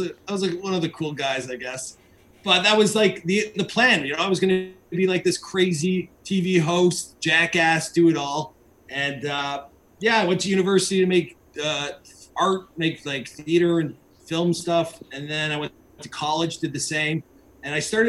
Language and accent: English; Mississauga, Ontario, Canada; I'm in Mississauga